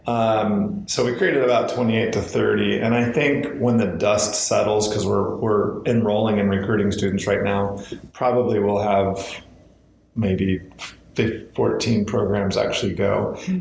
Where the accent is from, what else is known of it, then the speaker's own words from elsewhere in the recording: Southwest Washington, United States; I was born and raised in uh, Southwest Washington